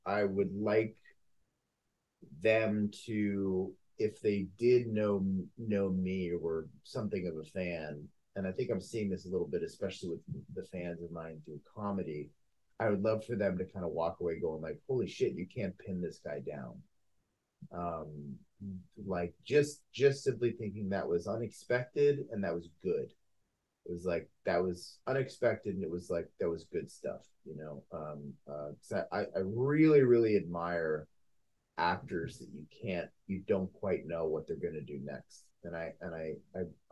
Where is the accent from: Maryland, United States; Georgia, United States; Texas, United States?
Maryland, United States; Potomac; there was a movie theater by my house where I grew up in Potomac, Maryland.